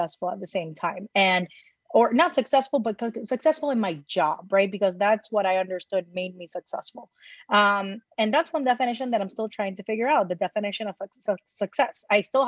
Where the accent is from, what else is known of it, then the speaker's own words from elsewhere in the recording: Puerto Rico; moved away as an adult; now in New York City, United States; born and raised in Puerto Rico